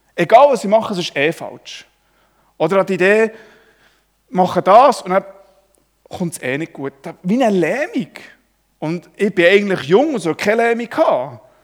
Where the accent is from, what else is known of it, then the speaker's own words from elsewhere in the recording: Switzerland; Ich als Schweizer